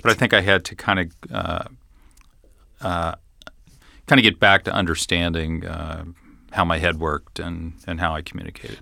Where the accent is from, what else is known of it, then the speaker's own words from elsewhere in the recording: Fort Thomas, Kentucky, United States; also born or lived in Cincinnati; I grew up in Fort Thomas, went to Highlands High School